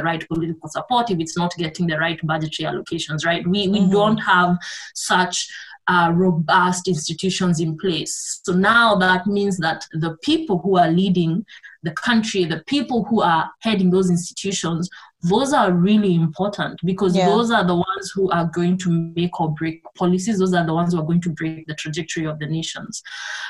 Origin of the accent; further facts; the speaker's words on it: Kenya; I'm from Kenya